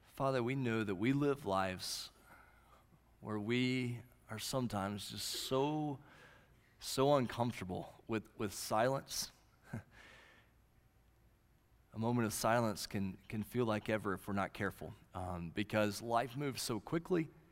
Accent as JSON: {"language": "English", "region": "Southwest Oklahoma", "country": "United States", "tie": "born or raised there", "said": "the little church I grew up in in Southwest Oklahoma"}